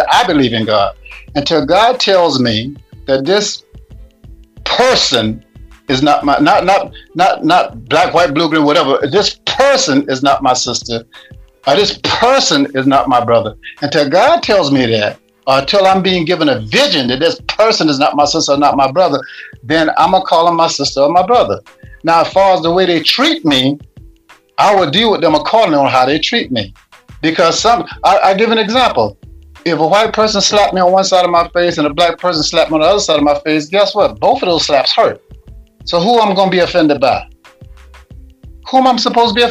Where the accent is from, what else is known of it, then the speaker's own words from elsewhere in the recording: the South, near Charleston, South Carolina, United States; I'm from the South, actually where the ships brought in the slaves to South Carolina, in Charleston, South Carolina.